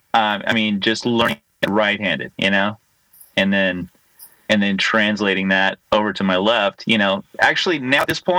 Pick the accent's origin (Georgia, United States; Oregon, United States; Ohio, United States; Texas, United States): Texas, United States; moved away; also born or lived in Southern California; I grew up in Texas